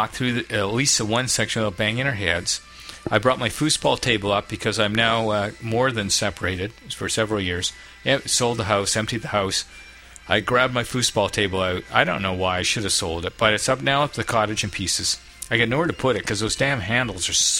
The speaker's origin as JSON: {"language": "English", "country": "Canada"}